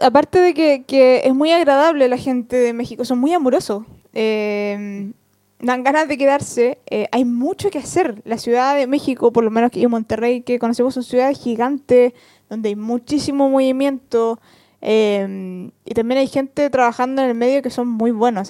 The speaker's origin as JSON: {"language": "Spanish", "country": "Chile", "said": "soy chilena"}